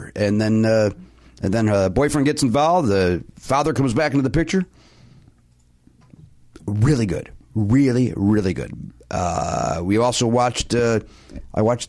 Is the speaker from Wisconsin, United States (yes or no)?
no; Chicago, Illinois, United States; accent: Chicago; my Chicago accent